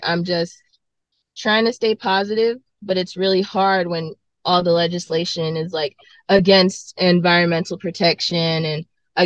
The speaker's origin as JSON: {"language": "English", "town": "Greenville", "region": "Mississippi", "country": "United States", "tie": "born or raised there", "lives_now": "Jackson, United States", "said": "growing up in Greenville, Mississippi, where I'm from, we had tornadoes all the time"}